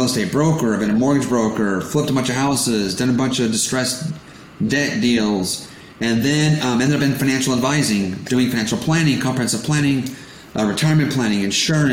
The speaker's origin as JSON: {"language": "English", "region": "California", "country": "United States", "tie": "born or raised there", "said": "I was born in California, born in America, but my parents are immigrants from Portugal"}